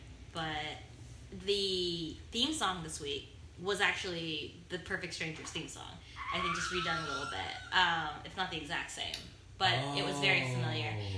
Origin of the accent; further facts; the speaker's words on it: Anaheim, California, United States; I was born in Anaheim